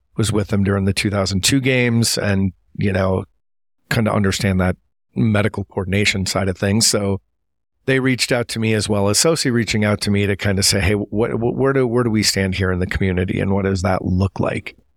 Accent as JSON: {"language": "English", "town": "Appleton", "region": "Wisconsin", "country": "United States", "tie": "born or raised there", "moved": "yes", "said": "I grew up in Appleton, Wisconsin"}